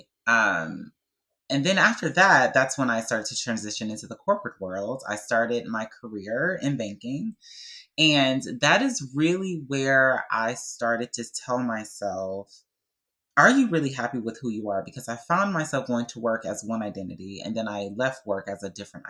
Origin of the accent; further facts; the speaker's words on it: Detroit, Michigan, United States; Growing up in Detroit, Michigan, as a, you know, Black, young, gay boy